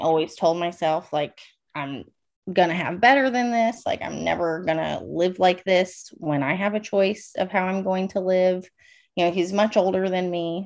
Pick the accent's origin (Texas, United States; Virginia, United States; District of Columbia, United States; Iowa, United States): Virginia, United States; Northern; moved away as an adult; also born or lived in California; I am from Northern Virginia, about 45 minutes outside of DC. Born and raised there.